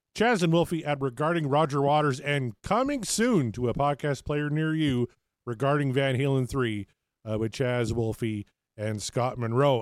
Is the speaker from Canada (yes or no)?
yes; Canada; as a Canadian